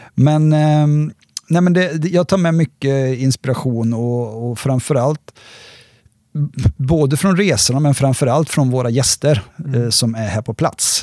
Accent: Västergötland, between Borås and Varberg, Västra Götaland, Sweden; moved away as an adult; also born or lived in Sälen / Trysil, Norway; now in Järvsö, Sweden; jag är västgöte från början faktiskt. Eh, kommer nerifrån, mellan Borås och Varberg

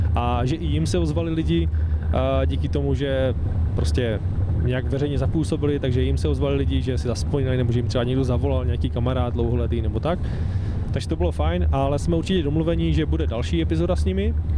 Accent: Czechia; jsme Češi

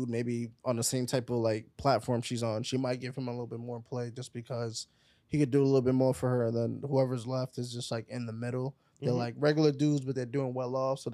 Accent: New York, United States; I'm from New York. We don't smile

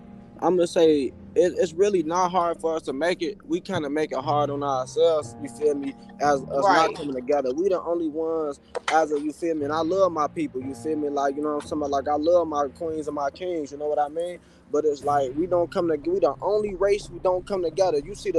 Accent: Chicago, Illinois, United States; also born or lived in Atlanta / Alabama / Cincinnati; Well, I'm gonna say I'm born in Chicago, but like raised, you feel me? Like this my home, you feel me? That's where I'm at right now. But like I lived out of state, you feel me? I done lived in Atlanta, I done lived in Alabama, in Cincinnati

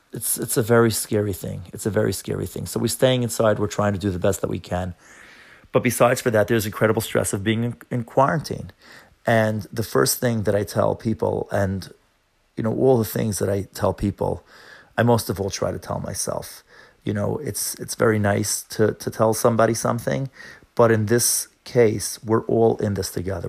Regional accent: New York, United States; I'm from New York

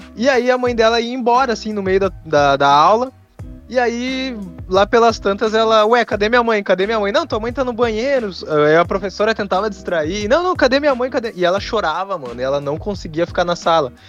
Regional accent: Rio Grande do Sul, Brazil; eu sou do Rio Grande do Sul

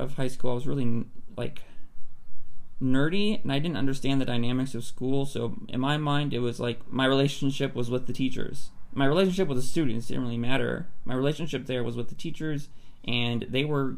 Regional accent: Palmdale, California, United States; I grew up in Palmdale, California

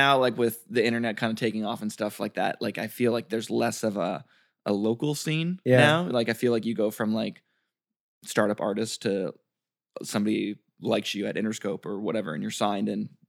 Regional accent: Detroit, Michigan, United States; born or raised there

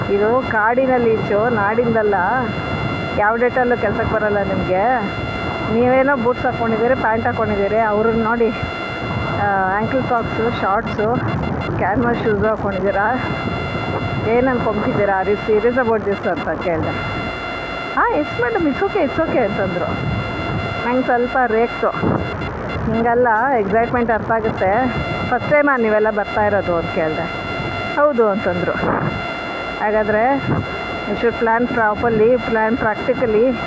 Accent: Bengaluru, Karnataka, India; ನಾನು ಬೆಂಗಳೂರೊಳೆ

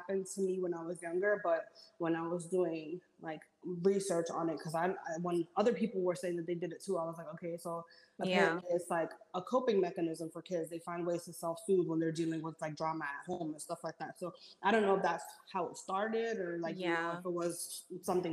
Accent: New York City, New York, United States; I grew up in Washington Heights with my parents

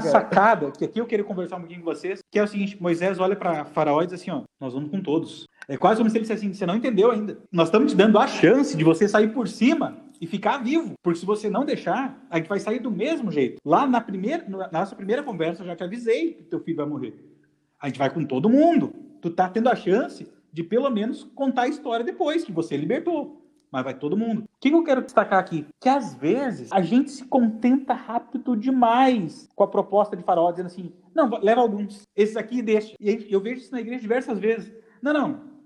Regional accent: Rio Grande do Sul, Brazil; eu sou gaúcho

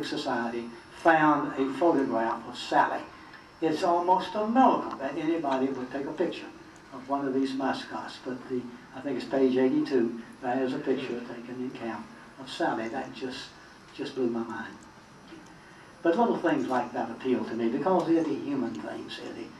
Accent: the South, United States; I'm a Southerner

